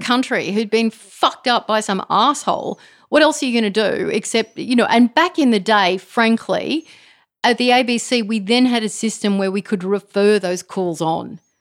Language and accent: English; Australia; I was raised to sort of think of myself as Australian.